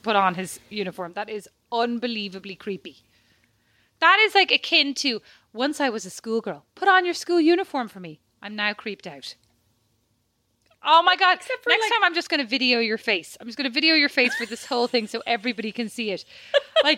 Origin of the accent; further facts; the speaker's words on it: Ireland; moved away; also born or lived in Paris; being Irish